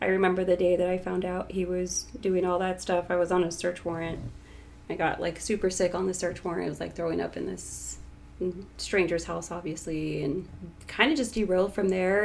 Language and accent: English; Tucson, Arizona, United States; Born and raised in Tucson, 34 years old, single.